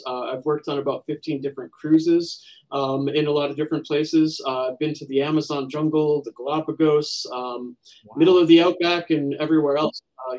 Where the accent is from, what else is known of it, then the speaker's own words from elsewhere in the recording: United States; As an American